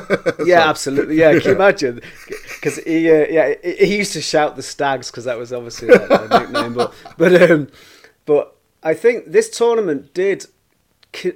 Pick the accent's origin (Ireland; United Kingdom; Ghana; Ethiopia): United Kingdom; Manchester, North West England; also born or lived in Leicester; I was brought up in Burnage in Manchester.